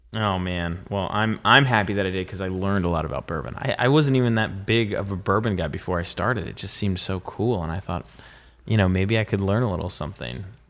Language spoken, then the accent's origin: English; Pennsylvania, United States; I'm from Pennsylvania